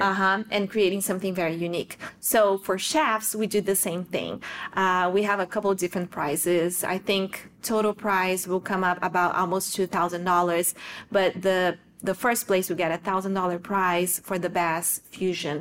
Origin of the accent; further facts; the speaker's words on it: South Region, Brazil; moved away as an adult; I was born and raised in Brazil in the south of Brazil.